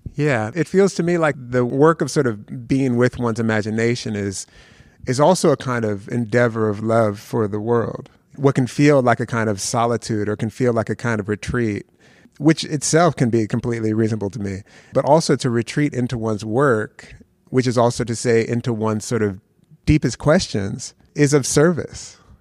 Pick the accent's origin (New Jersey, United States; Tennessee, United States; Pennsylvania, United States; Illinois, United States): Pennsylvania, United States; Philadelphia; born or raised there; also born or lived in Youngstown, Ohio